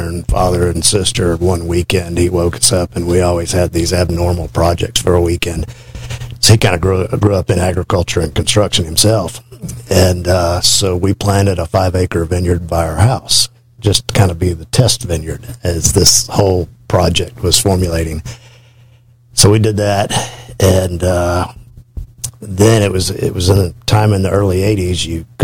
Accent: Tallahassee, Florida, United States; I grew up in Tallahassee

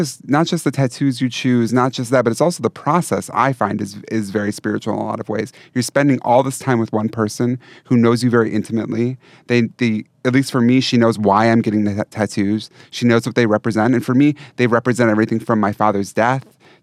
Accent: Wisconsin, United States; I'm from Wisconsin

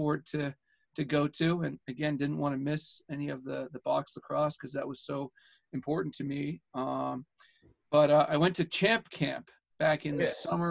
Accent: Edmonton, Alberta, Canada; moved away; I grew up in Edmonton, Alberta, Canada

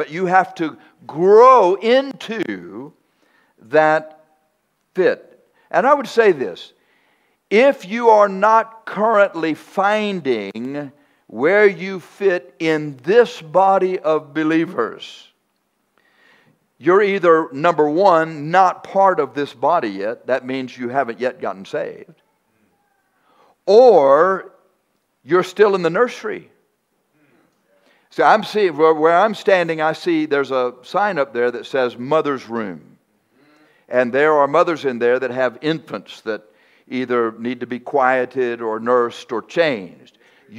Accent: Texas, United States; I'm from Texas.

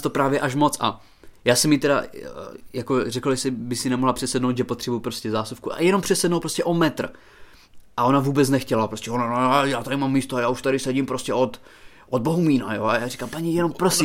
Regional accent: Haná, Olomouc Region, Czechia; moved away; já jsem z Hané, já jsem, že jo, z vesnice na Hané, a tam je to nářečí fakt- fakt silný

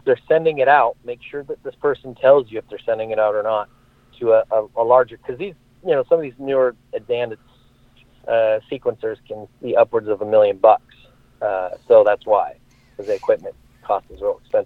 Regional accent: Sacramento, California, United States; a retail license in my hometown in Sacramento

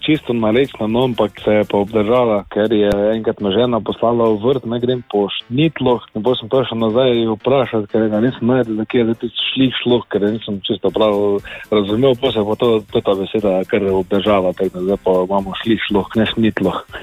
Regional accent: Frankolovo, Slovenia; prihajam iz Frankologa

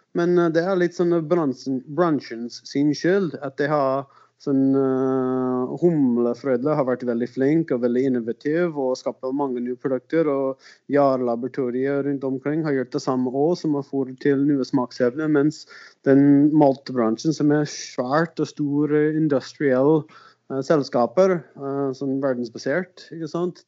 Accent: South Dakota, United States; Norwegian is a second language; also born or lived in Arizona / Portland, Oregon / Finland / Sogndal; now in Levanger, Norway; jeg er amerikaner. Ja. Uh, eh, Sør Dakota vokste opp, og så flyttet litt rundt

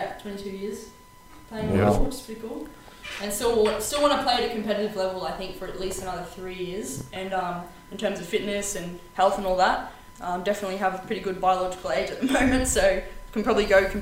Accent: Townsville, Queensland, Australia; also born or lived in Perth, Western Australia; I'm actually originally from North Queensland, up in Townsville. That's where I grew up. But I was born over in Perth, Western Australia.

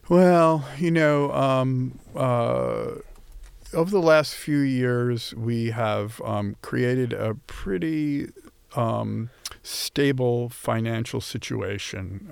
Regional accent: Long Island, New York, United States; I grew up on Long Island

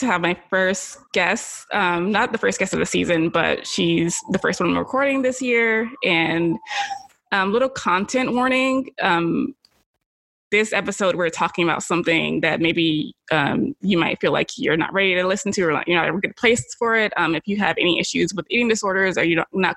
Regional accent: Alabama, United States; moved away as an adult; I'm from Alabama

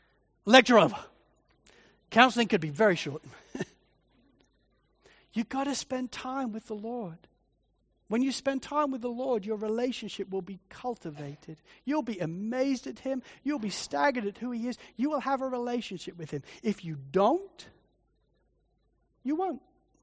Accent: Spalding, East Midlands, United Kingdom; growing up in Spalding in Lincolnshire in England, there was nothing to do. And I mean zip. It's a country town.

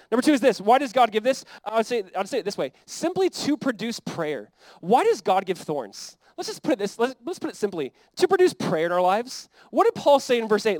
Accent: United States; as like American Christians

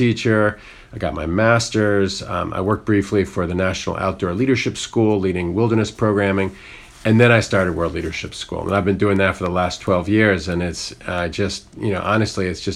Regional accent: Northern Virginia, United States; I grew up in Northern Virginia, outside Washington, D.C.

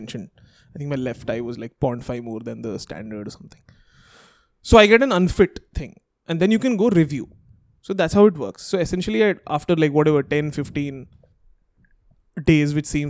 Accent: Hyderabad, Telangana, India; we grew up in Hyderabad

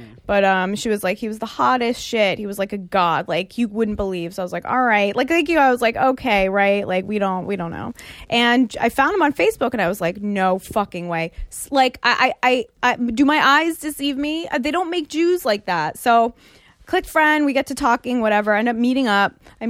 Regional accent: United States; also born or lived in Israel; My family's Israeli. I was born in Israel and was raised here, but my family's Israeli, so they're all over there.

